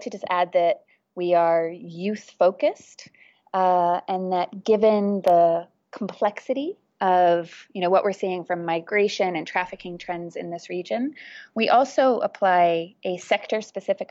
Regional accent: Virginia, United States; moved away as an adult; now in Thailand; I'm originally from Virginia in the United States of America, and I first moved to Thailand 14 years ago

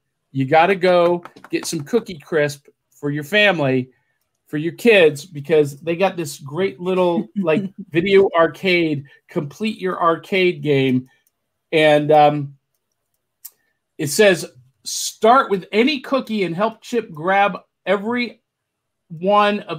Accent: Akron, Ohio, United States; also born or lived in Middle Tennessee; now in Tennessee, United States; I'm from Akron

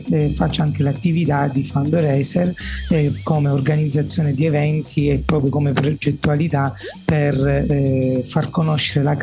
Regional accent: Sicily, Italy; lavoro in Sicilia, sono siciliano

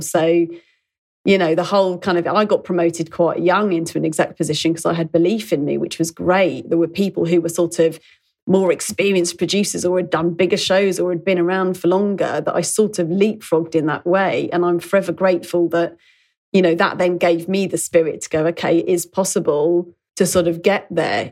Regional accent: London, United Kingdom; growing up in London

